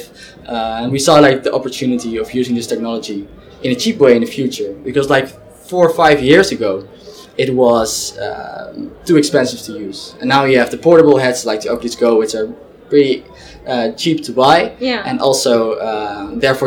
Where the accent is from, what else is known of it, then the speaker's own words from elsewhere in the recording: Zwolle, Overijssel, Netherlands; I'm originally from Zwolle